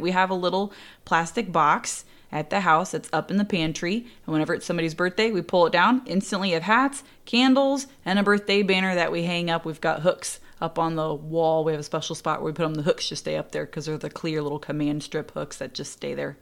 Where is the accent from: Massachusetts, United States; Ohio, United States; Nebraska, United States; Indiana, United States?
Indiana, United States; born or raised there